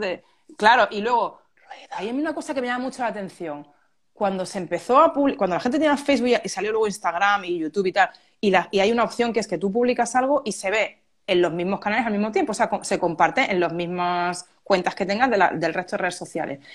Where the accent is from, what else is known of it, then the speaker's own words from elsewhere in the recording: Málaga, Andalusia, Spain; Málaga, yo soy de Málaga